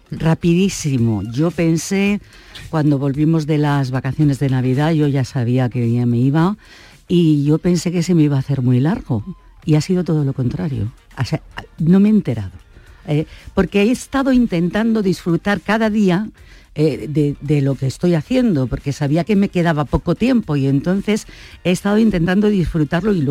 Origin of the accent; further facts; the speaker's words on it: Madrid, Community of Madrid, Spain; now in Granada, Spain; yo soy madrileña, aunque llevo 41 años en Granada, ¿no?